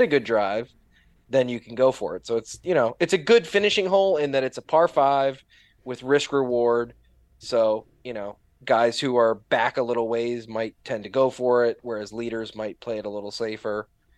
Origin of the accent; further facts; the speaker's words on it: Midwest, United States; I grew up in the Midwest and the North.